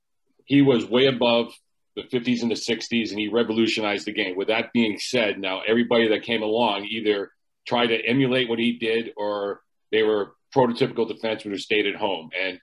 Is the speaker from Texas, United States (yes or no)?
no; Boston, Massachusetts, United States; And so I grew up in the Boston area.